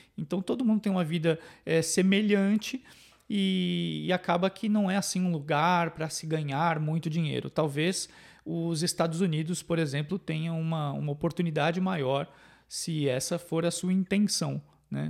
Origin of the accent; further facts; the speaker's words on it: São Paulo, Brazil; moved away as an adult; also born or lived in Northeast Brazil; now in Canada; eu sou de São Paulo e o único lugar que eu tinha morado fora de São Paulo era no nordeste do Brasil